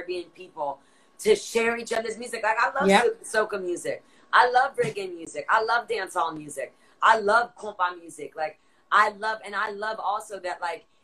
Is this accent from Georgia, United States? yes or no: no; South Florida, United States; first language English; now in New York, United States; I'm from South Florida. I live in New York now